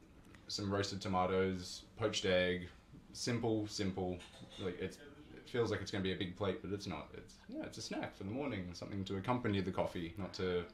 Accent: Australia; moved away as an adult; also born or lived in Canberra; now in Lisbon, Portugal; So I was born in Australia. I'm 27 years old. I've been living here for 10 years. No, living here for 5 years

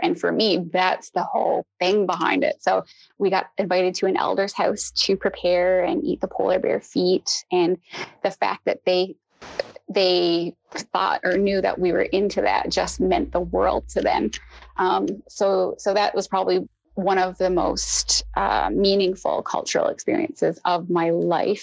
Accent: Newfoundland and Labrador, Canada; I'm from Newfoundland, which is an island off the coast of Canada in the North Atlantic

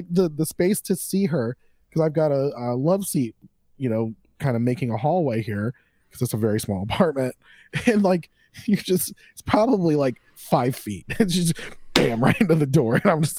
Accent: Florida, United States; I'm from Florida.

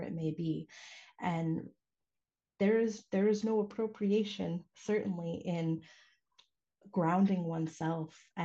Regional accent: United States; I was born stateside

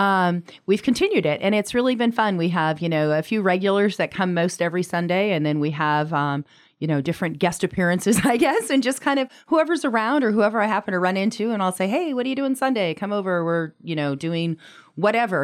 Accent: Anchorage, Alaska, United States; moved away; I'm from Anchorage originally, but hadn't lived here in a number of years

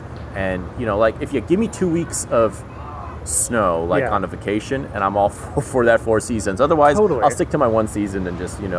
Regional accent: Los Angeles, California, United States; I'm LA all the way

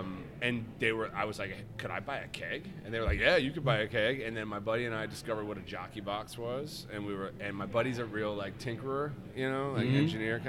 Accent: Colorado, United States; I grew up in Colorado, right?

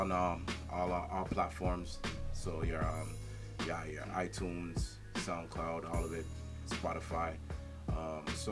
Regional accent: Toronto, Ontario, Canada; I grew up in Rexdale, so I've been in the scene.

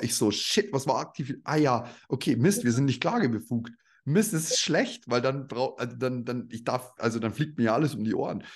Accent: Upper Palatinate, between Nuremberg and Regensburg, Bavaria, Germany; Ich bin ja stolzer Bayer eigentlich

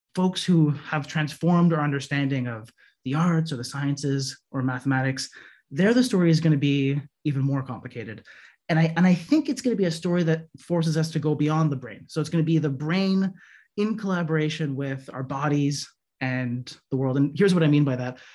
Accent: Montreal, Quebec, Canada; moved away as an adult; also born or lived in San Diego, United States / Midwest, United States; now in Merced, United States; originally, I'm from Montreal, Canada. I went to college there

